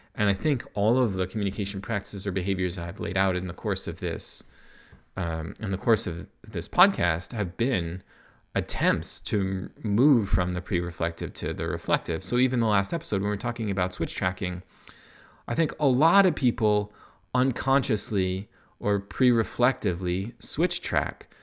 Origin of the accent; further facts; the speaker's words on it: United States; moved away as an adult; now in Canada; I'm American, but I live in Canada